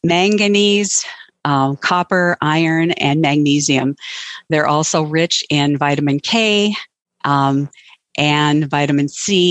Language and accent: English; North Dakota, United States; I'm from North Dakota, and we have below zero temperatures right now